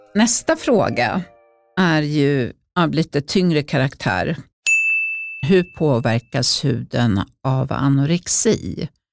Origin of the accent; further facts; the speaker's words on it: Uppsala, Uppsala County, Sweden; när jag växte upp i Uppsala